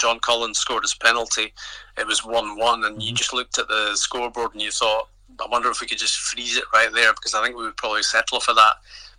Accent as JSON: {"language": "English", "region": "Scotland", "country": "United Kingdom", "accent": "Scottish", "said": "Because he detected the sort of Scots coming through in my accent."}